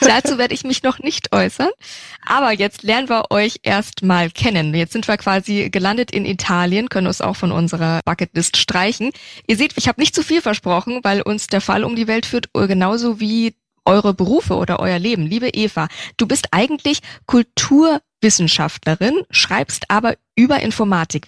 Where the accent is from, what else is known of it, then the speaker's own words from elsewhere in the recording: Nuremberg, Bavaria, Germany; in meiner Heimatstadt in Nürnberg